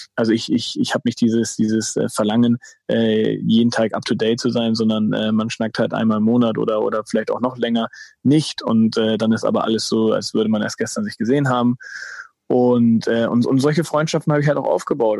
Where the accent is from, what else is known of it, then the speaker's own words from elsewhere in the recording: Germany; also born or lived in Hamburg area (Dassendorf); ich bin halt in Deutschland äh, geboren, aufgewachsen